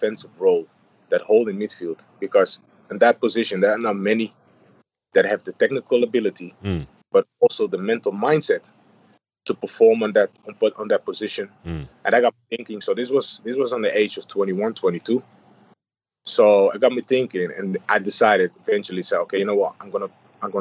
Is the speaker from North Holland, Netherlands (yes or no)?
yes; Amsterdam, North Holland, Netherlands; moved away as an adult; also born or lived in Hamburg; I've been born and raised in Amsterdam. I'm an Amsterdam kid